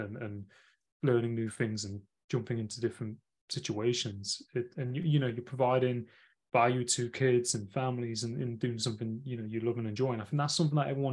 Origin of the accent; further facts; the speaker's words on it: Nottingham, East Midlands, United Kingdom; I'm from Nottingham originally. Oh. So I'm from that city in the UK